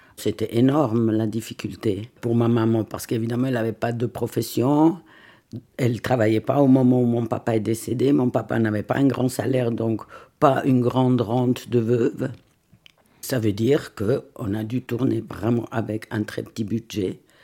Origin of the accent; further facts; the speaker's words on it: Lucerne, Switzerland; now in Vevey, Switzerland; Je vis à Vevey, mais je suis née à Lucerne d'une maman italienne, d'un papa lucernois